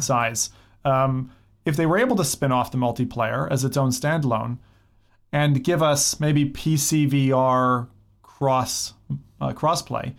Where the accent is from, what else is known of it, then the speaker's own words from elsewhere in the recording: United States; I'm American